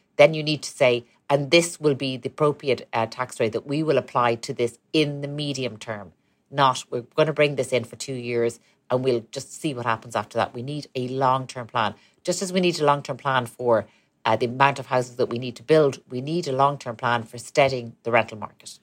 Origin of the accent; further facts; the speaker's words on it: Ireland; we're a country, we're a tiny country